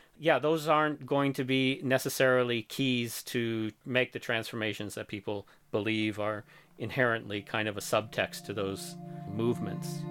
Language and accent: English; Missouri, United States; moved away; my hometown in Missouri